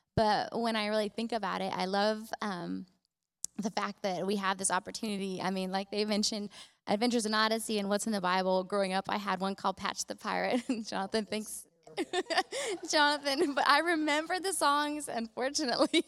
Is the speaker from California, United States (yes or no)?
yes; California, United States; moved away as an adult; when I moved here, I was around 20, and I'm actually from California originally